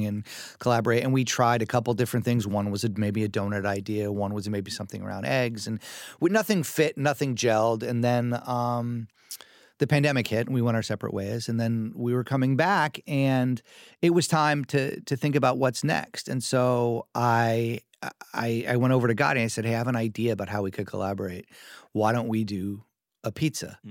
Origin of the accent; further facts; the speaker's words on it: New York City, New York, United States; I grew up in New York City